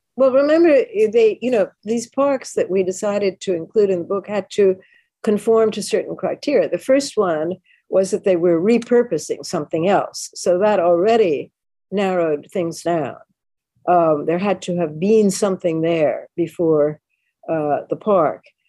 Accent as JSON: {"language": "English", "town": "New York City", "region": "New York", "country": "United States", "tie": "born or raised there", "said": "I'm a New Yorker and always have been. I was born and bred here"}